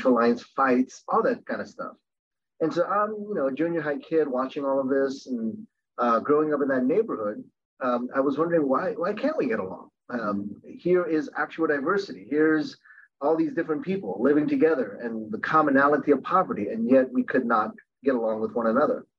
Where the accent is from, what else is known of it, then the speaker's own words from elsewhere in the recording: Baltimore, Maryland, United States; also born or lived in Korea; we ended up living in an inner city neighborhood in Baltimore.